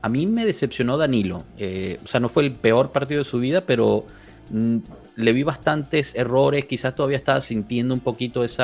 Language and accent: Spanish; Mexico; Soy mexicano.